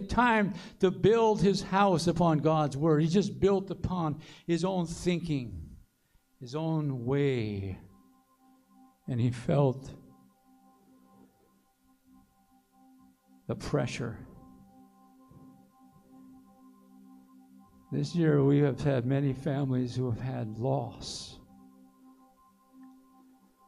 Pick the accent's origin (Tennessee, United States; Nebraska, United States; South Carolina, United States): South Carolina, United States; Aiken County; I'm from Aiken County.